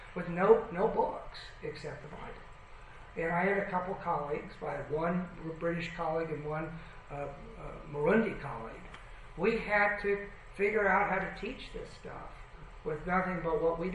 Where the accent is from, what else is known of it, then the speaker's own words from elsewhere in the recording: Berkeley, California, United States; also born or lived in Colorado; now in Toronto, Canada; I grew up in, in Berkeley, California, in the heyday of, of uh, hippies